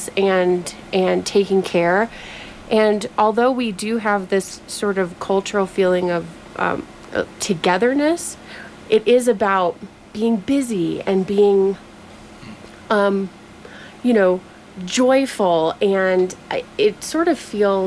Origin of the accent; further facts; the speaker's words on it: Midwest, United States; moved away; also born or lived in East Coast / California; I grew up in the Midwest and then was on the East Coast